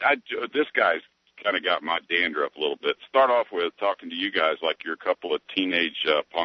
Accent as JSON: {"language": "English", "region": "Florida", "country": "United States", "tie": "born or raised there", "said": "I was born here in 1956."}